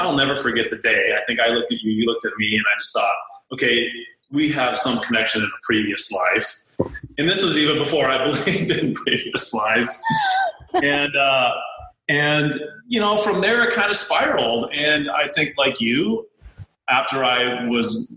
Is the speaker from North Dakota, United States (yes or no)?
yes; North Dakota, United States; now in Fort Lauderdale, United States; I was born and raised in North Dakota